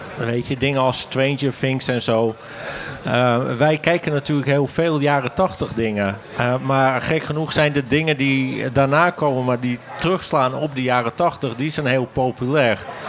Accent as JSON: {"language": "Dutch", "town": "Hoorn", "region": "North Holland", "country": "Netherlands", "said": "Ik kom uit Horen"}